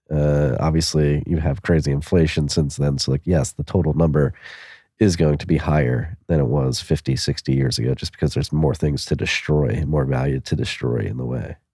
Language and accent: English; Philadelphia, Pennsylvania, United States; I'm from Philadelphia, we had four seasons every year.